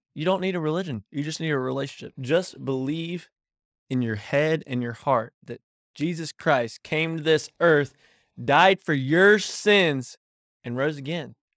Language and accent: English; Davidson County, North Carolina, United States; I'm from North Carolina